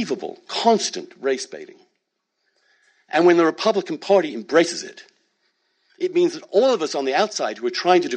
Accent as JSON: {"language": "English", "country": "United Kingdom", "moved": "yes", "lives_now": "United States", "said": "I'm British. I'm also American. I grew up in a small town"}